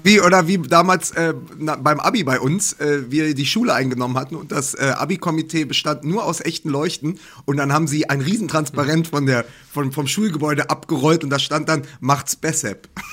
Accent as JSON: {"language": "German", "region": "Berlin", "country": "Germany", "said": "als Berliner"}